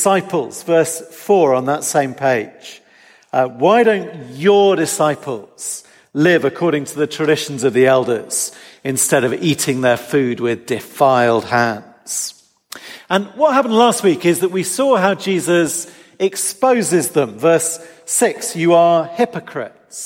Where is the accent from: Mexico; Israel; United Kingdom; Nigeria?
United Kingdom; England; as an English person